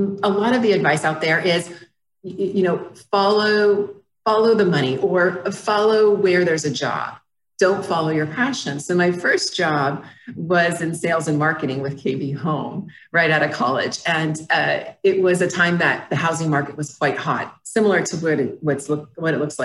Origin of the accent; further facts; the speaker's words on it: Phoenix, Arizona, United States; moved away as an adult; also born or lived in San Diego; I'm from Phoenix